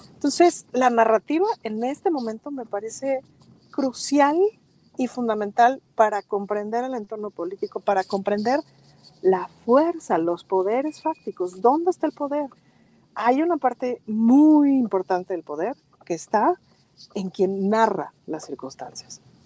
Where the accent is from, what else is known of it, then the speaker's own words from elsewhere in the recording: Mexico; soy mexicana